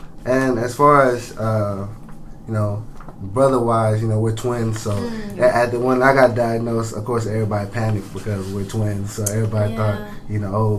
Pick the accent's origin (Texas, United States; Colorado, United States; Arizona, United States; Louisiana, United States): Texas, United States; Houston; Houston, Texas. I was born on an A-leaf.